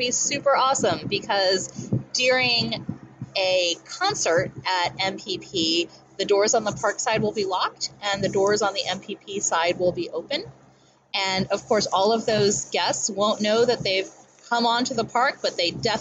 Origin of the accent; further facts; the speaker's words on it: Howard County, Maryland, United States; I am from Howard County. My parents have been in this community since 1973 and 1975, respectively, and I have spent almost all my life here